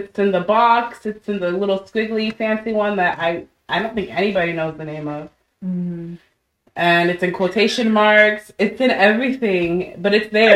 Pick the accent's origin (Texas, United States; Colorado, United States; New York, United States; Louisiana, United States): Texas, United States; Irving, Dallas, Lewisville area; growing up in Irving, Dallas, Louisville area